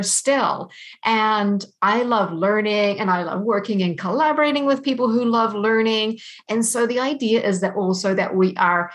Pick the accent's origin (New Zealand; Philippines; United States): New Zealand; moved away as an adult; also born or lived in London, United Kingdom; now in Canada; I was born in New Zealand, and so I grew up there, and that's where I studied as well.